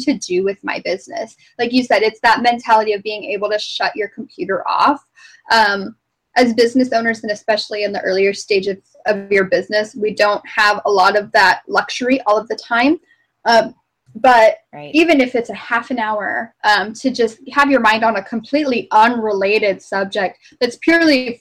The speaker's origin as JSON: {"language": "English", "region": "Arizona", "country": "United States", "also_born_or_lived": "Phoenix, Arizona / Alaska", "moved": "as an adult", "said": "I'm from Arizona. I'm not even from the East Coast."}